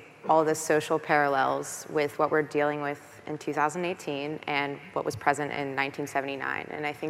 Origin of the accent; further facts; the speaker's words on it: New Orleans, Louisiana, United States; moved away; I'm from New Orleans originally